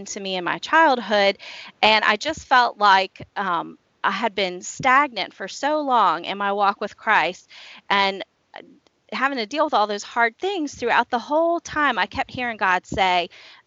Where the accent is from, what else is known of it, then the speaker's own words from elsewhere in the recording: Washington, District of Columbia, United States; moved away as an adult; now in Shenandoah Valley, United States; I grew up in the Washington, D.C. area